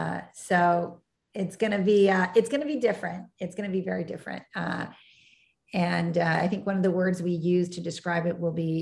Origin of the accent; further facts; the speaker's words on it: Michigan, United States; Michigan, my hometown.